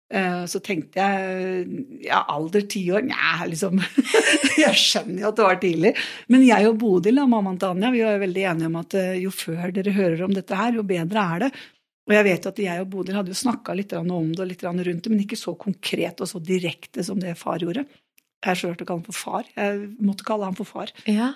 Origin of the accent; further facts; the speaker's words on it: Nøtterøy, Vestfold, Norway; moved away; also born or lived in Porsgrunn; jeg er fra Nøtterøy